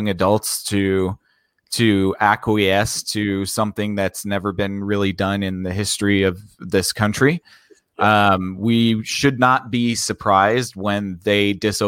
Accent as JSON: {"language": "English", "country": "United States"}